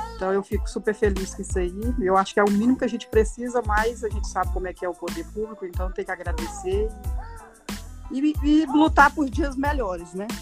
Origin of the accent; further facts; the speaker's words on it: Goiânia, Goiás, Brazil; also born or lived in São Félix do Araguaia, Mato Grosso; Nascemos no Mato Grosso e fomos criados em Goiânia